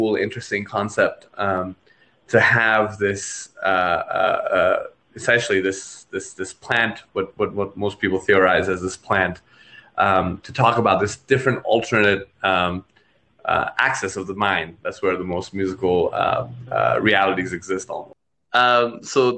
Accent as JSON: {"language": "English", "town": "Kathmandu", "region": "Bagmati", "country": "Nepal", "said": "In my side of the world, I'm actually from Kathmandu, Nepal."}